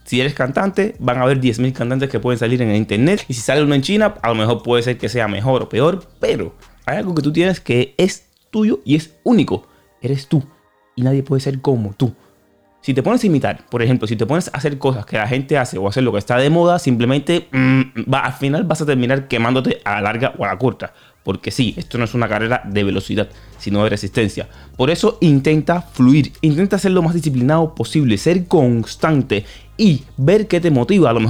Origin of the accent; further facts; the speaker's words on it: Dominican Republic; Porque yo soy cantante y a veces dudo mucho porque soy dominicano y aquí lo que más se consume es el dembow.